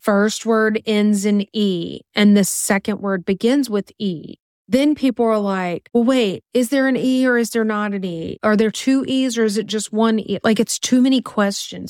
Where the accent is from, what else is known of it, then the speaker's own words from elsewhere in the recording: Louisiana, United States; we're from Louisiana